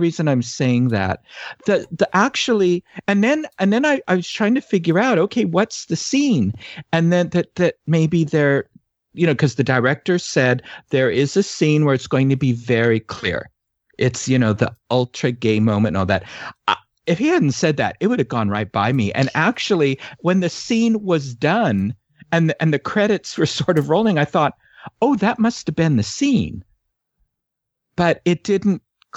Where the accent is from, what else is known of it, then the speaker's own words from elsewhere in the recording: San Francisco, California, United States; I grew up in San Francisco